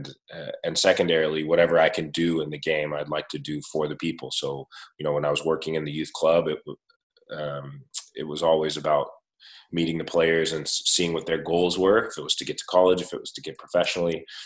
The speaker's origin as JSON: {"language": "English", "town": "Stockton", "region": "California", "country": "United States", "tie": "born or raised there", "also_born_or_lived": "Germany", "said": "I grew up just out in the Central Valley here in California in Stockton"}